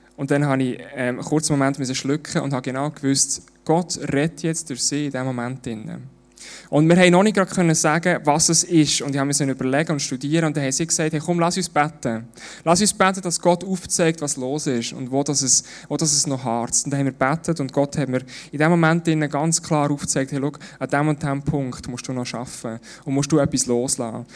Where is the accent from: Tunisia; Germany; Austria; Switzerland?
Switzerland; bei uns in der Schweiz